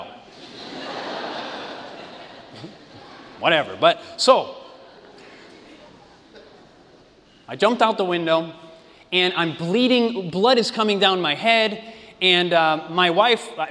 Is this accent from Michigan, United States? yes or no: yes; Michigan, United States; moved away; also born or lived in Oregon; I'm originally from Michigan